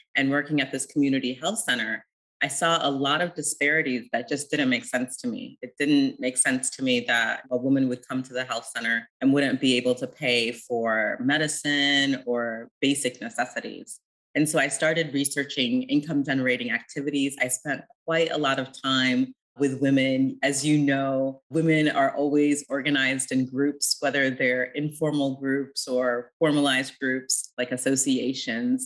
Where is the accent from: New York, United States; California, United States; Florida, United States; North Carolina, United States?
New York, United States; upstate; I grew up in upstate New York